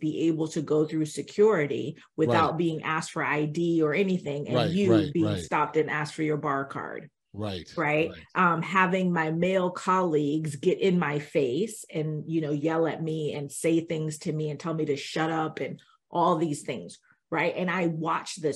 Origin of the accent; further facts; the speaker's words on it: Miami, Florida, United States; I grew up in Miami